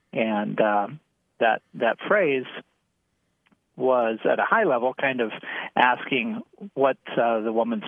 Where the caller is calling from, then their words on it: Ravenna, Nebraska, United States; I'm calling from Ravenna, Nebraska.